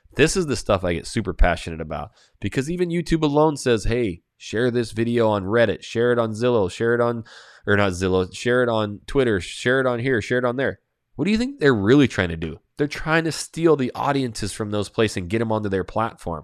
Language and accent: English; Coeur d'Alene, Idaho, United States; I'm from Coeur d'Alene, Idaho, just south Canadian border